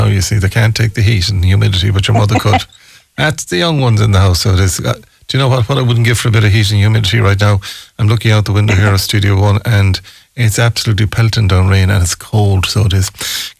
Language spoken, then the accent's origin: English; Ireland; But we have to believe that, I suppose, the way we grew up in Ireland.